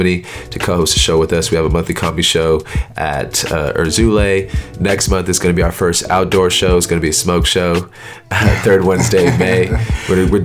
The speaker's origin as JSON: {"language": "English", "area": "the Bay Area", "region": "California", "country": "United States", "moved": "as an adult", "lives_now": "Brooklyn, United States", "said": "I'm from the Bay Area, living in Brooklyn. I am an Eritrean American"}